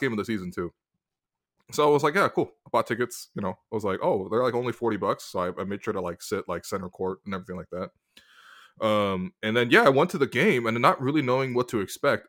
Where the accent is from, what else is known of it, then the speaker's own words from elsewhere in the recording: Toronto, Ontario, Canada; I grew up in Toronto